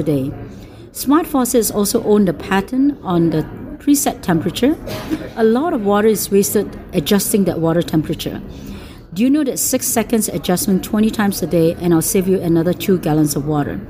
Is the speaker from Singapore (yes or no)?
yes; Singapore; moved away